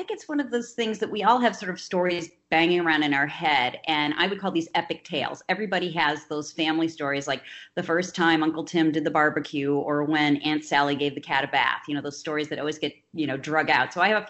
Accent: Midwest, United States; also born or lived in New York City; I was born in 1960 in New York City, but I grew up in the upper Midwest. And bounced around between 5 different grade schools and 3 different high schools.

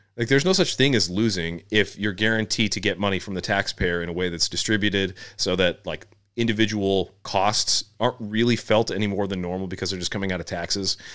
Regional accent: United States; as an American

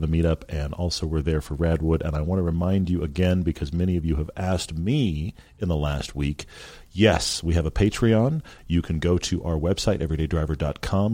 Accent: Houston, Texas, United States; moved away; also born or lived in Los Angeles; I grew up in Houston

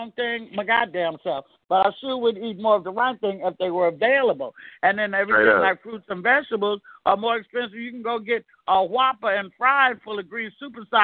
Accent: Oakland, California, United States; also born or lived in Castro Valley / Sacramento; I'm from East, West, and North Oakland, and that's why I fucking wrote Castro Valley was where I was educated

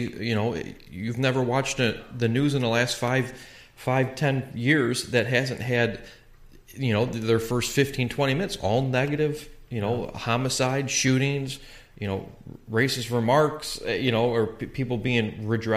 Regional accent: Calumet City, Illinois, United States; I grew up in Calumet City, Illinois.

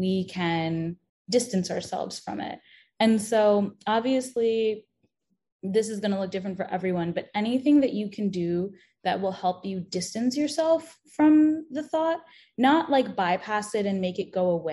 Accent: New York, United States; I grew up in New York with a lot of trains.

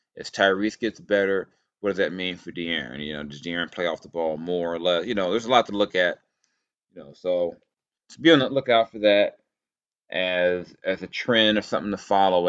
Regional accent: Southern California, United States; I was young, a youngster growing up in Southern California

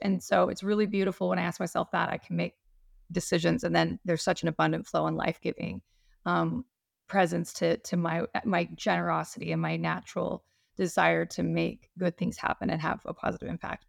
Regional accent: Utah, United States; now in Hawaii, United States; I'm from Utah

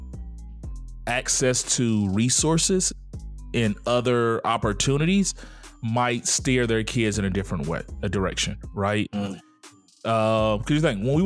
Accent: the South, United States; we're from the South and that's what dominates is football.

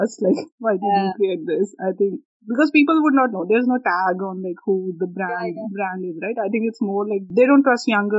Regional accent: India; I grew up in India

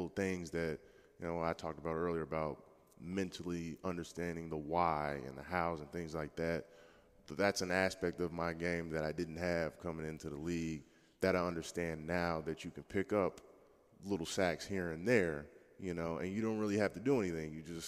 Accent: Jacksonville, Florida, United States; born there; also born or lived in Tennessee / Alabama / Ohio / Missouri; I was born in Jacksonville.

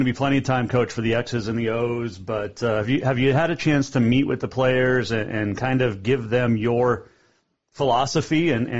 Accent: Bozeman, Montana, United States; and I grew up in Bozeman

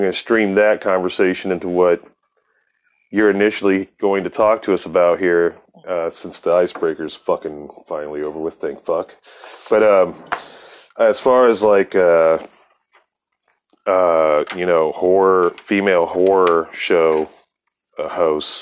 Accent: Akron, Ohio, United States; moved away; the Northeast corner near Akron where I'm from

